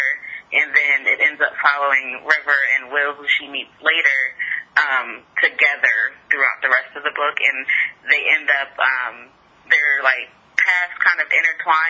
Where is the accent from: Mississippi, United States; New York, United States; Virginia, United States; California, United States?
Virginia, United States; Fredericksburg; I'm from Fredericksburg, Virginia